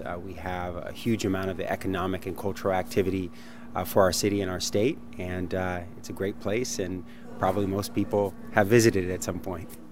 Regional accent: Bay Area, California, United States; I'm born and raised in California, uh, spent my entire life here. Uh, I was raised by my mom, uh, in the Bay Area

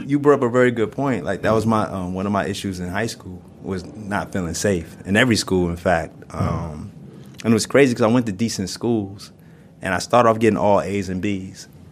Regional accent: New York City, New York, United States; I grew up in Brooklyn in Brownsville

